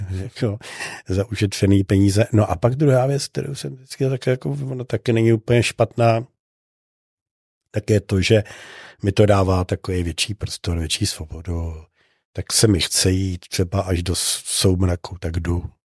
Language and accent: Czech; Czechia; ptali se mě, odkud jsem. Já jsem říkal, že z České republiky